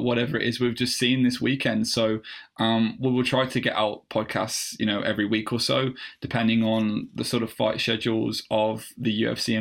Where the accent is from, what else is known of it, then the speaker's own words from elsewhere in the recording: Midlands, United Kingdom; We are two blokes from the Midlands